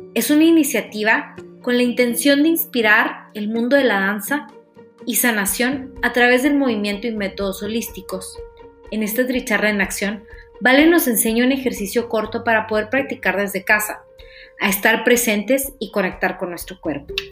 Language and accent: Spanish; Ciudad Juárez, Chihuahua, Mexico; las dos somos de Ciudad Juárez